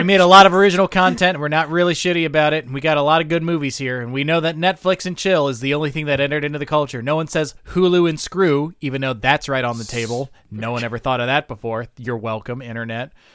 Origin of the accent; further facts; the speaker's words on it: United States; as an American